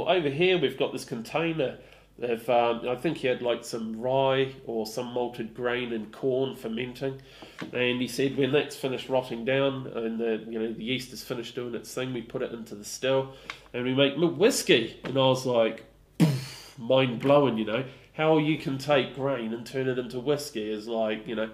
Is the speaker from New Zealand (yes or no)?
yes; New Zealand; now in Stroud, United Kingdom; I grew up in New Zealand